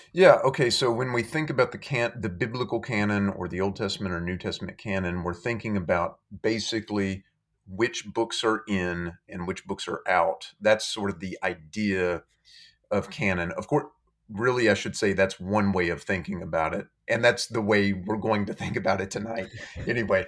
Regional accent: Madisonville, Kentucky, United States; now in Florence, United States; I grew up in, uh, western Kentucky, in a town called Madisonville, Kentucky

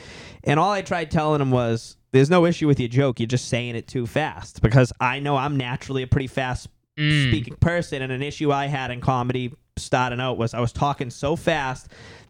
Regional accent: Boston, Massachusetts, United States; accent: Boston; when people hear me talk and like my accent and then tell me to the Boston stereotype

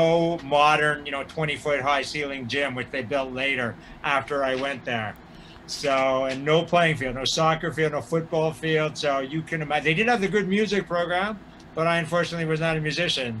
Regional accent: Montreal, Quebec, Canada; also born or lived in Côte-des-Neiges, Montreal; born NDG raised

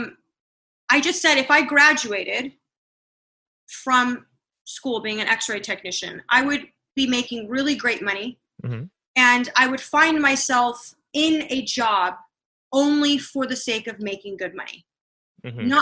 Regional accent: Murrieta, California, United States; also born or lived in Oahu, Hawaii; I was born and raised in Southern California, in Riverside County, and I've pretty much lived most of my childhood in a city called Murrieta

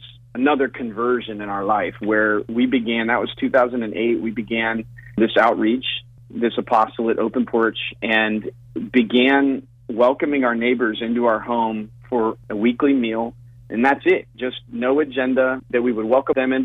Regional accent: Texas, United States; I grew up in Texas. My family's from Louisiana, and very Catholic, Cajun family

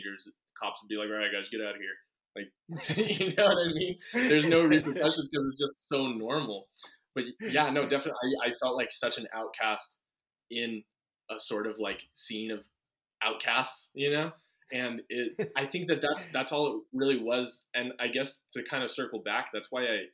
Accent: Redondo Beach, California, United States; also born or lived in Washington / Westwood, Los Angeles; I was born and raised in Redondo Beach, and, I lived in Redondo my whole life until I was 19 when I moved to Washington.

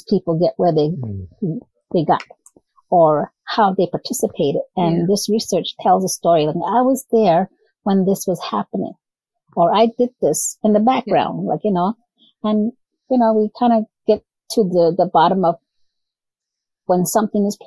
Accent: New Mexico, United States; moved away; I come from New Mexico. So I grew up during the civil rights movement

